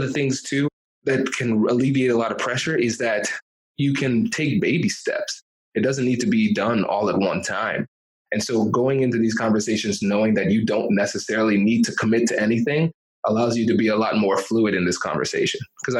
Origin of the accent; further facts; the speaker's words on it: California, United States; I'm from California, so I would say hella student loan debt.